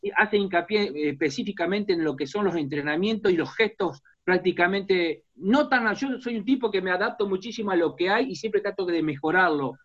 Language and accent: Spanish; Argentina; nuestra realidad como argentino, como sudamericano